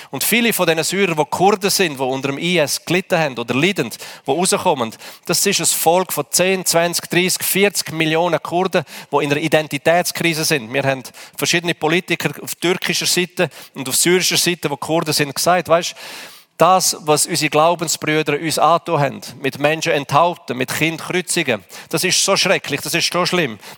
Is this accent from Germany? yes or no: no; Switzerland; Da sagen wir, ich bin Schweizer, hier geht alles nach Ordnung.